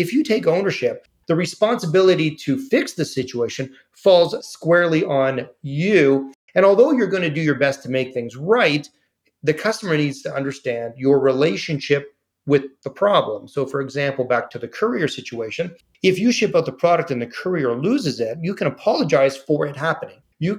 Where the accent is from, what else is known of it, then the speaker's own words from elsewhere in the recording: Canada; I'm saying thank you because I'm Canadian.